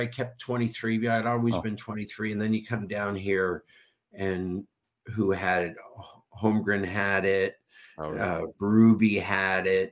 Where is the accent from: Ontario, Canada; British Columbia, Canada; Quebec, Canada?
Ontario, Canada; Toronto; moved away; When I was a kid growing up in Toronto